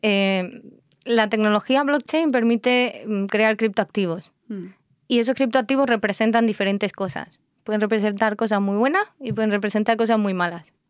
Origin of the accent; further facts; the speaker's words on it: Tejina, Canary Islands, Spain; en Tenerife que yo soy de Tenerife, pues la casa donde me crié en Tenerife